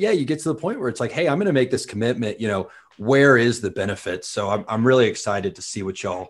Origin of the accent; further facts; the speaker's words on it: Tallahassee, Florida, United States; moved away as an adult; also born or lived in Washington, D.C. / Baltimore; I grew up in Tallahassee